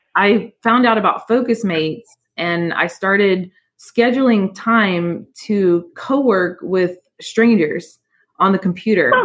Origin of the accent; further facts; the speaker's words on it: Houston, Texas, United States; also born or lived in New Orleans, Louisiana; I I grew up in in New Orleans, but I moved to Houston when I was pretty young, like 4 years old, and and I was always proud to become a Texan